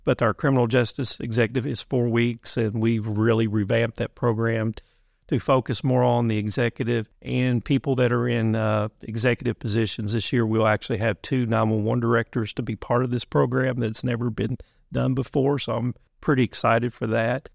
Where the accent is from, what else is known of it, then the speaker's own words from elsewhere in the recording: Muhlenberg County, Western Kentucky, United States; moved away; also born or lived in Berea, Kentucky; I'm originally from Muhlenberg County out in Western Kentucky